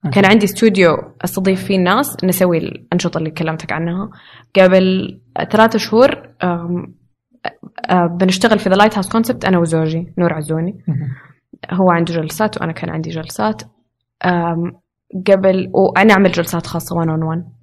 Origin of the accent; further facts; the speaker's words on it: Riyadh, Riyadh Province, Saudi Arabia; moved away as an adult; now in Jeddah, Saudi Arabia; عشت في الرياض